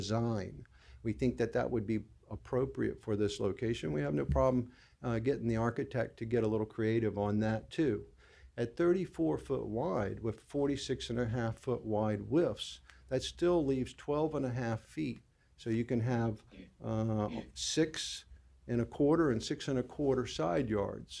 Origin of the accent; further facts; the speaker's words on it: Norfolk, Virginia, United States; I was born and raised on Bayview Boulevard a long, long time ago.